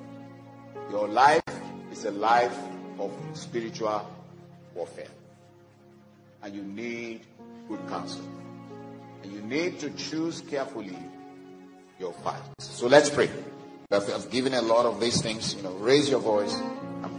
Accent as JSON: {"language": "English", "country": "Nigeria", "said": "I'm from Nigeria, and unfortunately, that place is collapsing"}